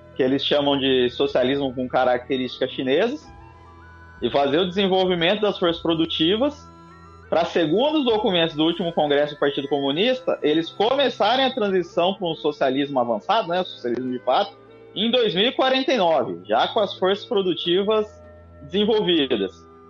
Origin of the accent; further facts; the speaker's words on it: Rio de Janeiro, Brazil; morador do Rio de Janeiro